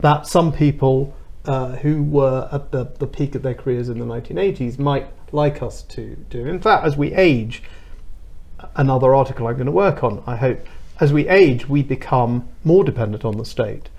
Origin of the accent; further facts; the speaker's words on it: London, United Kingdom; I was born and brought up in Wembley